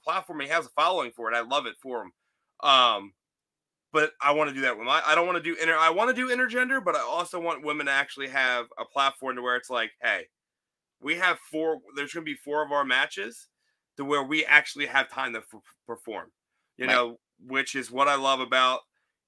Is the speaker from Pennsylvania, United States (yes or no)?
yes; Philadelphia, Pennsylvania, United States; moved away; also born or lived in Florida; I'm from the Philly area and I learned how to drive in Florida